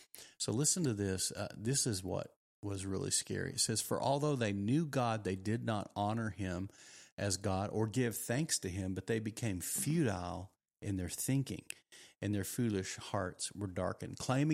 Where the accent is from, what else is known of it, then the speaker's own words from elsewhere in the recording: Texas, United States; I didn't grow up in America. I grew up in Texas.